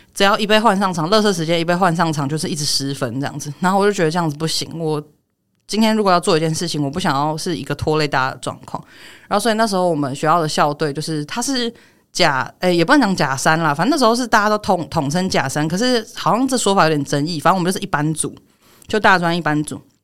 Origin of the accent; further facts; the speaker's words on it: Taiwan; 我从小到大，这我在台湾出生长大的，我国文课本是念康轩的